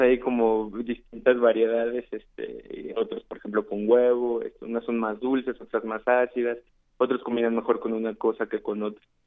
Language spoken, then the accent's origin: Spanish; San Luis Potosí, Mexico; now in Mexico City, Mexico; Yo soy de San Luis Potosí, de la capital